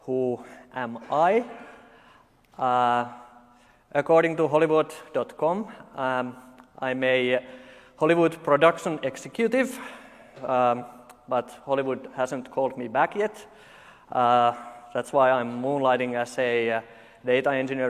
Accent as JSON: {"language": "English", "country": "Finland", "said": "I'm from Finland, this is how we talk."}